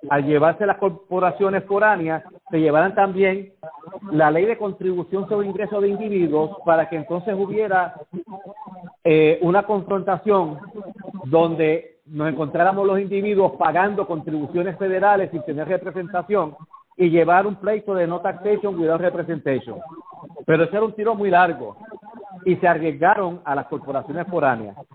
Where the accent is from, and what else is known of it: Puerto Rico